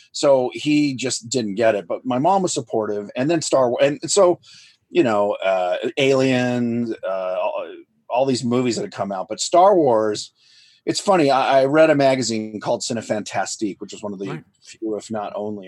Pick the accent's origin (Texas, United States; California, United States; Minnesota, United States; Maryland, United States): California, United States; Los Angeles; I grew up in Van Nuys, which is where ILM was